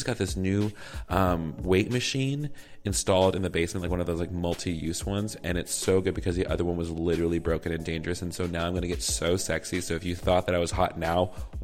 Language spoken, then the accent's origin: English; the South, United States; accent: southern; my southern accent got real heavy just then.